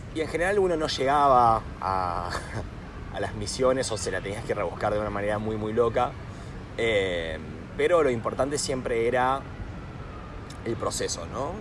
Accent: Rosario, Santa Fe, Argentina; moved away as an adult; also born or lived in Buenos Aires, Argentina / Warwick, United Kingdom; now in United Kingdom; soy originalmente de Rosario. Em, crecí, nací, crecí ahí hasta, hasta los 18 años que ahí me fui a Buenos Aires

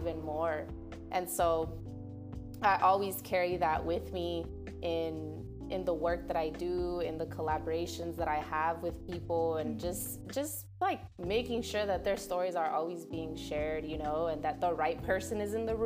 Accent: Hayward, California, United States; now in Oakland, United States; I grew up in the Bay, so the Bay is hella diverse

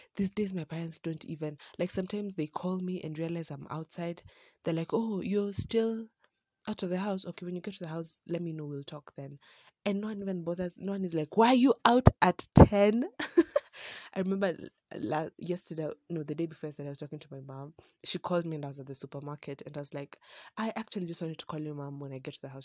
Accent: Kenya; having grown up in a town where you're just so used to how things go, and then, um, starting there all the way from prime, from nursery to hi-, to class eight

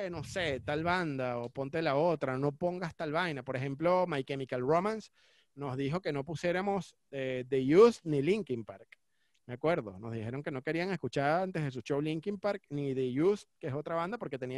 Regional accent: Caracas, Capital District, Venezuela; born there; also born or lived in Cumaná; yo nací en Caracas, pero me fui a estudiar a Cumaná

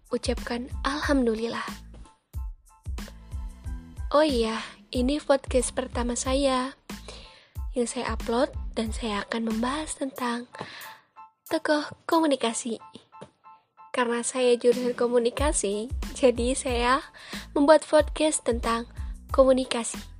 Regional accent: Cirebon, West Java, Indonesia; Saya juga kelahiran dari Cirebon loh. Insya Allah saya asli Cirebon.

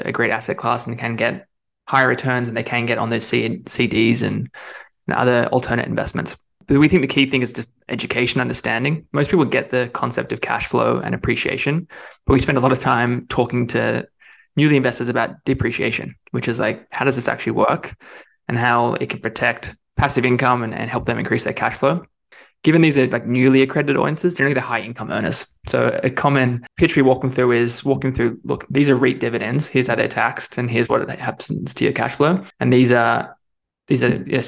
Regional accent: Australia; moved away as an adult; now in San Francisco, United States; I'm originally Australian. I left Australia in 2015, moving across to San Francisco

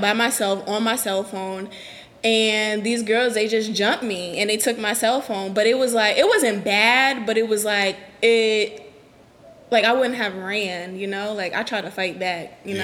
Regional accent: New Haven, Connecticut, United States; I'm from New Haven, like where I grew up at is like that's my neighborhood

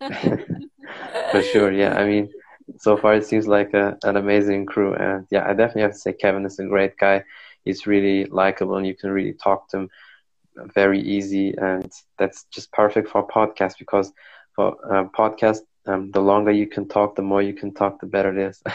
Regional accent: Germany; I'm from Germany

